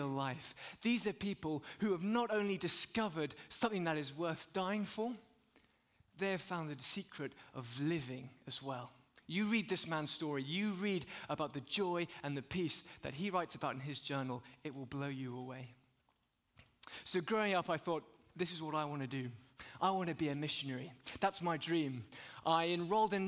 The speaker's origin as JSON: {"language": "English", "country": "United Kingdom", "said": "As a British guy in America for the last few days"}